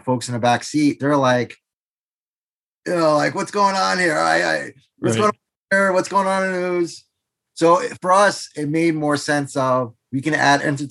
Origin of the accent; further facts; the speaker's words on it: New York City, New York, United States; moved away as an adult; also born or lived in Brazil; now in Pennsylvania, United States; I'm originally from New York, raised in New York City, originally from Brazil